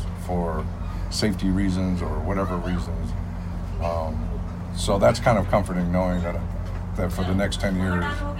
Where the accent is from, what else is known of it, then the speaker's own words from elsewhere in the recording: Adirondack Mountains, upstate New York, United States; now in Los Angeles, United States; I'm from the Adirondack Mountains of New York.